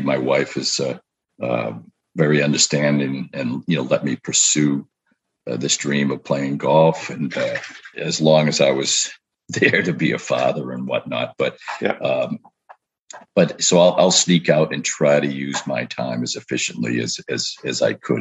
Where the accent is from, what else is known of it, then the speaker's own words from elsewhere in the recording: Portland, Maine, United States; now in New Hampshire, United States; I grew up in Portland, Maine